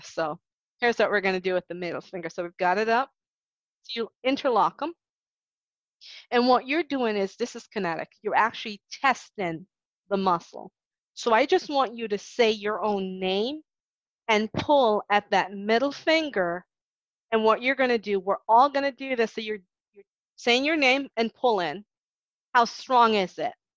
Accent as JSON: {"language": "English", "country": "Jamaica", "moved": "as an adult", "lives_now": "United States", "said": "being Jamaican in Jamaica"}